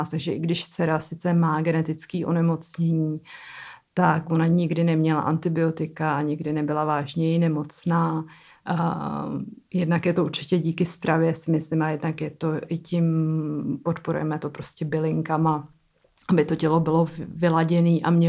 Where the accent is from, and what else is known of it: Czechia